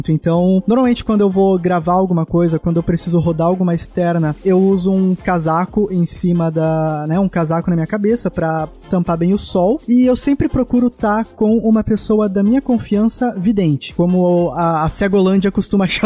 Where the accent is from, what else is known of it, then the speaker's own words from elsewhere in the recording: São Paulo, Brazil; now in Blumenau, Brazil; eu sou natural de São Paulo, mas eu moro em Santa Cataralha. Moro em Santa, Santa Catarina, cara. Blumenau.